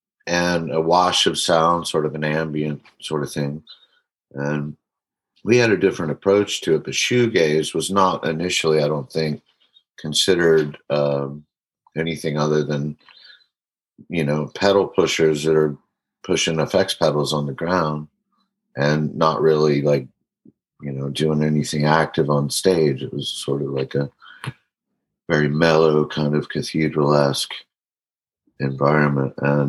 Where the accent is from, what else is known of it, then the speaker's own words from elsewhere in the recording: Charleston, United States; also born or lived in North Carolina / London / Connecticut; now in New York, United States; I'm back in New York, and I grew up in Charleston